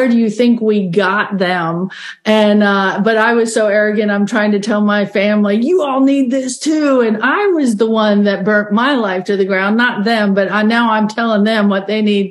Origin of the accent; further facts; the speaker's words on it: Australia; now in Bismarck, United States; I grew up in Australia, and it's very common in Australia to be sent away to boarding school